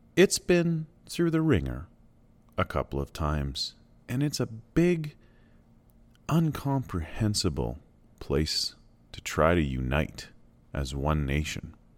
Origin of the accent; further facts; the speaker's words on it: Canada; also born or lived in Alberta; Canada remains a nation I'm proud to be from